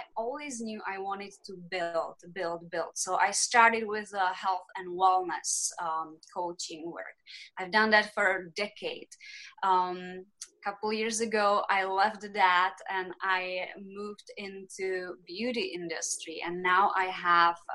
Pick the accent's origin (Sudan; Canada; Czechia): Czechia; English is a second language; moved away as an adult; now in United States; I am originally from the Czech Republic. I was born there, raised there. And when I was 21, I decided to leave the Czech Republic